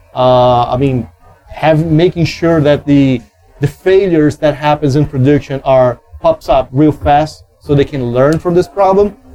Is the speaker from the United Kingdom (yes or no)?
no; Brazil; I'm from Brazil